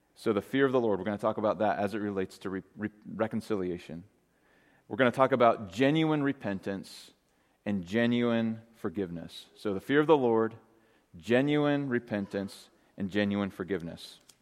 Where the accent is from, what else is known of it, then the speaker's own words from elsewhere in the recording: Great Falls, Montana, United States; growing up in Great Falls, Montana